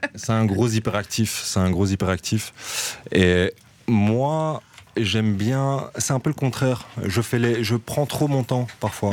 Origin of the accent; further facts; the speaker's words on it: Brussels, Brussels-Capital Region, Belgium; nous, on vient de Jette de base. Ah, moi personnellement, je viens de ce quartier-là. On vient du nord de Bruxelles, Jette, euh, Laken